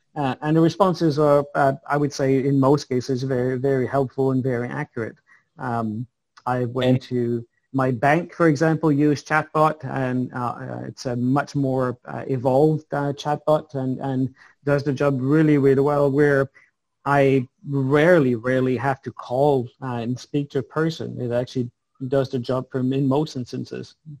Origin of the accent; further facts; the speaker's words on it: Montreal, Quebec, Canada; You're, you're born in Montreal, I believe, uh, the same place I was born